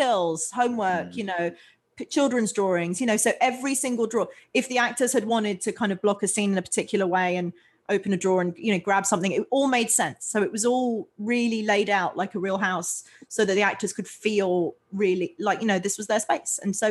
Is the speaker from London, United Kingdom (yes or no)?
yes; London, United Kingdom; moved away as an adult; I grew up in London in England